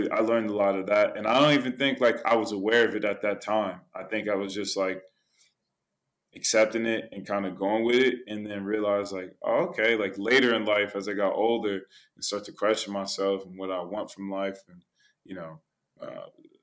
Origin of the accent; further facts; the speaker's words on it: Richmond, California, United States; moved away as an adult; also born or lived in Croatia / Netherlands; I grew up in California